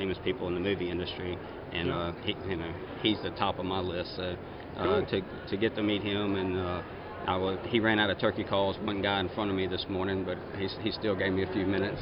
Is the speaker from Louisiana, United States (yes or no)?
yes; Zachary, Louisiana, United States; I was born and raised in Zachary, Louisiana, and grew up there.